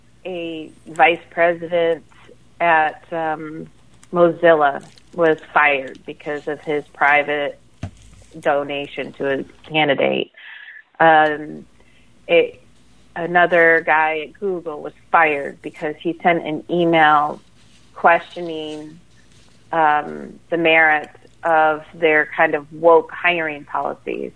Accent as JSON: {"language": "English", "region": "Michigan", "country": "United States", "moved": "yes", "said": "I'm from Michigan originally, and so I remember the era of Coleman Young"}